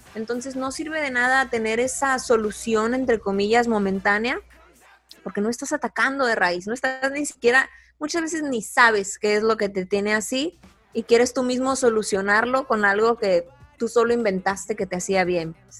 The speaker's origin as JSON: {"language": "Spanish", "country": "Mexico", "said": "soy mujer, soy mexicana"}